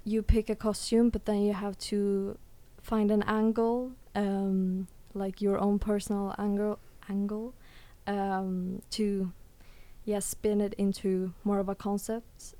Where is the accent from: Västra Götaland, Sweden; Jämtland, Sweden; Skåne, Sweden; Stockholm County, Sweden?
Stockholm County, Sweden; Stockholm; now in The Hague, Netherlands; I come from Sweden or Stockholm, Sweden, and um, my mom was actually offered a job in The Hague